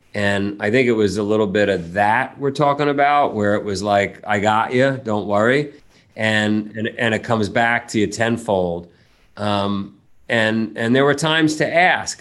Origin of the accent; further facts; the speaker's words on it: New York City, New York, United States; moved away as an adult; also born or lived in Vermont; we grew up, my family lived in Ground Zero for that movie, right, right in Howard Beach